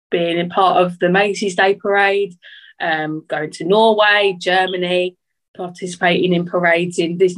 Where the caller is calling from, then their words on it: Liverpool, North West England, United Kingdom; Um, I'm zooming in from not so sunny Liverpool. It's um, a bit cold, rainy up here at the moment.